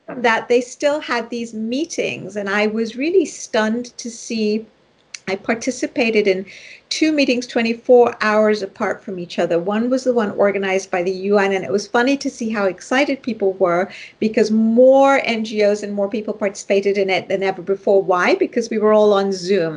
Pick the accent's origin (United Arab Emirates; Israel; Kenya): Kenya; Nairobi; moved away; I was raised initially in Nairobi, Kenya, which is where I was born